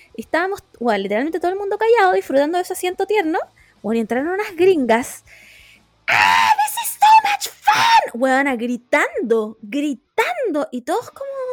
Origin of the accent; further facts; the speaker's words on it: Chile; yo agradecí ser chilena